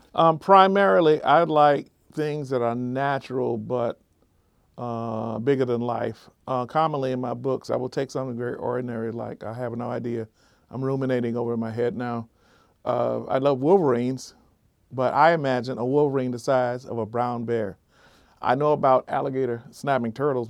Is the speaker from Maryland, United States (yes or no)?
no; South Florida, United States; South Florida where I grew up.